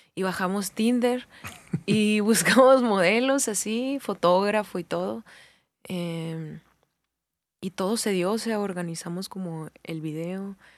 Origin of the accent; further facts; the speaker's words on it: Hermosillo, Sonora, Mexico; soy de Hermosillo